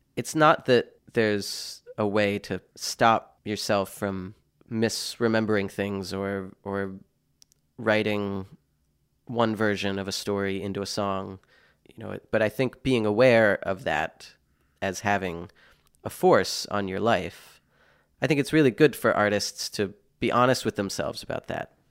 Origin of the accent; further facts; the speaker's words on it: Pennsylvania, United States; moved away; also born or lived in Boston, Massachusetts / United Kingdom; I'm from Pennsylvania originally, having lived here f, in Boston for twelve years, now spending time in the U K